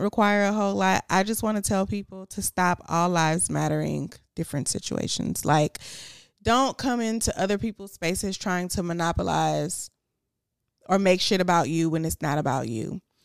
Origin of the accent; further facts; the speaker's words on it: Houston, Texas, United States; I was from Houston